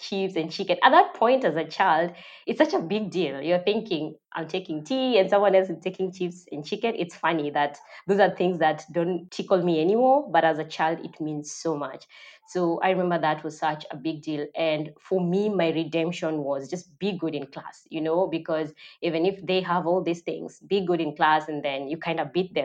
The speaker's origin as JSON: {"language": "English", "town": "Migori", "region": "Migori County", "country": "Kenya", "tie": "born or raised there", "said": "I was born in Migori, that is deep in Kenya, Nyanza, and that is where I grew up."}